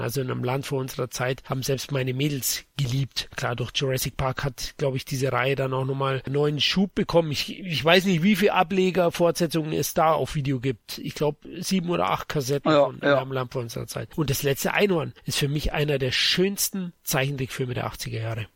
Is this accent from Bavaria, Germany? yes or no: yes; Bavaria, Germany; Als Bayer